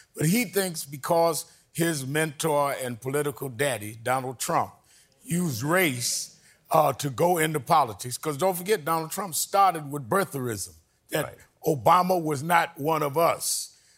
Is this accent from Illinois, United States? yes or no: no; New York City, New York, United States; I was born and raised in Brooklyn, New York.